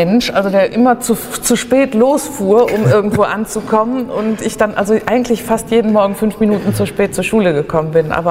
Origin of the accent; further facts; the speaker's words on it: Mönchengladbach, North Rhine-Westphalia, Germany; born there; Mein Geburtsort ist Wickrath. Also das, ist, das genau genommen steht da Wickrath, jetzt Mönchengladbach.